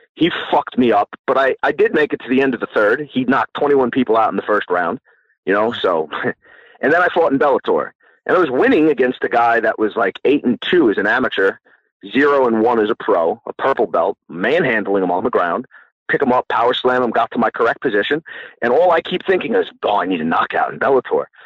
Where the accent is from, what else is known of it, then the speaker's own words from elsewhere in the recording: Long Island, New York, United States; also born or lived in New Jersey; now in Long Island, United States; I grew up in Long Island, and then I moved to New Jersey for a little while